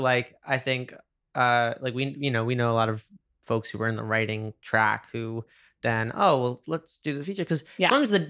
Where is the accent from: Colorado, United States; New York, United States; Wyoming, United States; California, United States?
New York, United States; moved away; I say that as a New Yorker.